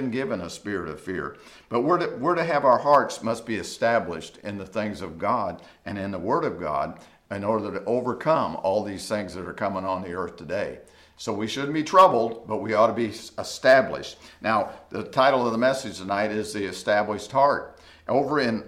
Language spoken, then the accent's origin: English; United States; as an American and as a Christian